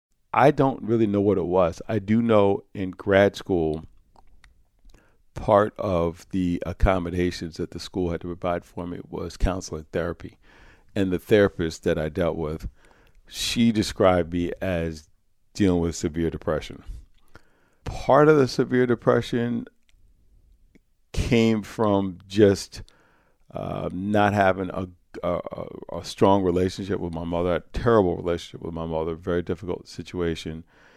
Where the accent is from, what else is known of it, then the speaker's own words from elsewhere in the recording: Croton, New York, United States; But Croton was 99.9% Caucasian, working class, small segment of upper class, mostly working class and middle class, and there were a few African-American families in the community.